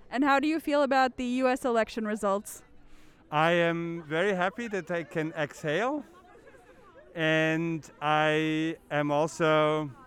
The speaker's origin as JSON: {"language": "English", "region": "Pennsylvania", "country": "United States", "said": "I'm very happy for my home state, Pennsylvania, to have come around."}